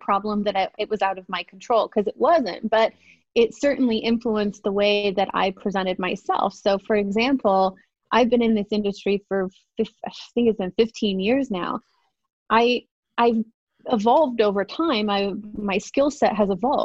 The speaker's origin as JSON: {"language": "English", "region": "England", "country": "United Kingdom", "tie": "born or raised there", "moved": "yes", "lives_now": "United States", "said": "I'm originally from England. I've been in the States for a long time, but I grew up in council housing"}